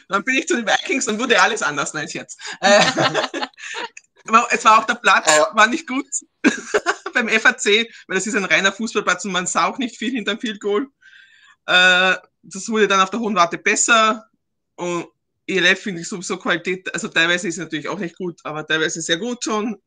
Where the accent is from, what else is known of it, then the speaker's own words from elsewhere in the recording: Carinthia, Austria; ich komme eigentlich aus Kärnten